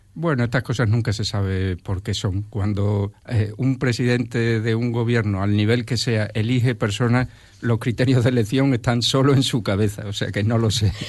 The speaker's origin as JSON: {"language": "Spanish", "town": "Jerez de los Caballeros", "region": "Extremadura", "country": "Spain", "tie": "born or raised there", "said": "Yo soy extremeño de primera generación. Yo ya nací aquí, en Jerez de los Caballeros, pero mi, toda mi familia es valenciana"}